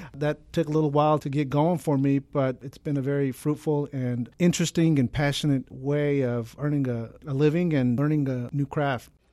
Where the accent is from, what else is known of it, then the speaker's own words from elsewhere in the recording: San Antonio, Texas, United States; I was born and raised here in San Antonio, attended high school here